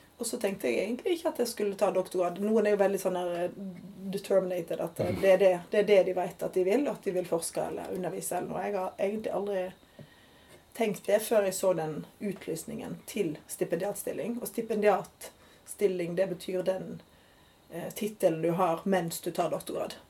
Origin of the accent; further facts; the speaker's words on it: Odda, Vestland, Norway; also born or lived in Geneva / India / Oslo / Bergen; now in Stavanger, Norway; så er jeg jo fra Odda